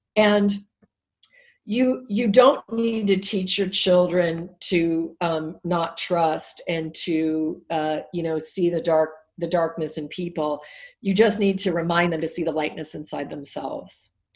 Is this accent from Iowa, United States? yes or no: no; Alaska, United States; I was raised in Alaska, so I'm not a city, not a big city girl.